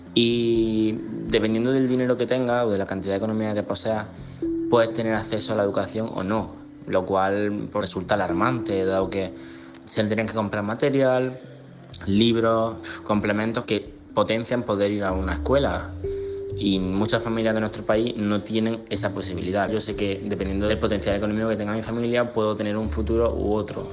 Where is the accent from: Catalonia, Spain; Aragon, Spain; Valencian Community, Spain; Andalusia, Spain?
Andalusia, Spain; Huércal-Overa; soy de Huercalovera, un pueblo en la provincia de Almería, en Andalucía